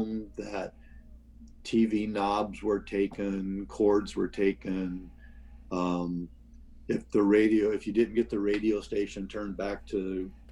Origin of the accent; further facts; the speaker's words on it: Seattle area, Washington, United States; also born or lived in Wichita, Kansas / Tacoma; I was born in Wichita, Kansas, and we moved to the Seattle area when I was one. My dad worked for Boeing